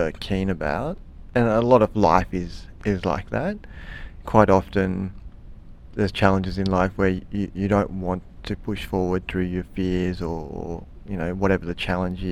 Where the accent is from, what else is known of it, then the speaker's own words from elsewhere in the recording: Canberra, Australian Capital Territory, Australia; Living in Canberra, growing up in Canberra, and living the Canberra kind of lifestyle as a young person